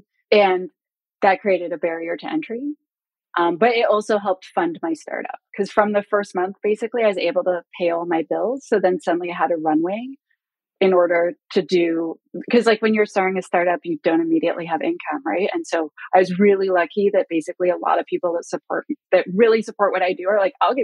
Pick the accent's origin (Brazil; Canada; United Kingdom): Canada; I'm Canadian